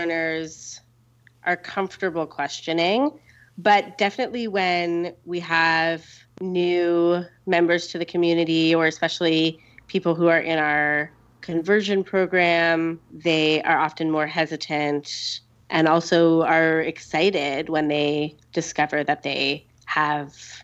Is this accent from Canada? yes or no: yes; Canada; also born or lived in United States; now in South Africa; growing up in Canada and then living in the States